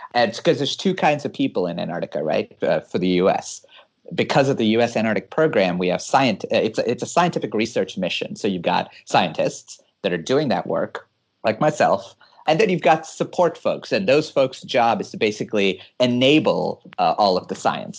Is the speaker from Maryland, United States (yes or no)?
no; California, United States; moved away as an adult; now in Hawaii, United States; I'm born and raised in California and uh, lived in Hawaii for the last three years